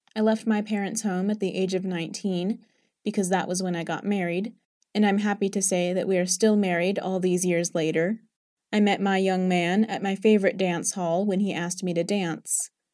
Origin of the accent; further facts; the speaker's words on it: Surrey, South East England, United Kingdom; moved away as an adult; also born or lived in London / North Country (evacuated); now in Ozark, Missouri, United States; I was born on September fifth, nineteen thirty-three, in Saint James Hospital in Bedlam, London. In London, we lived in the bottom flat of a three-story house, and we lived there until I was almost six years of age.